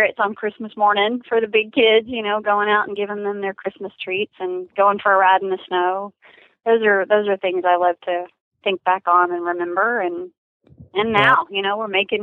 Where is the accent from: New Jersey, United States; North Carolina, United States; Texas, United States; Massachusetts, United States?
Texas, United States; I'm from Texas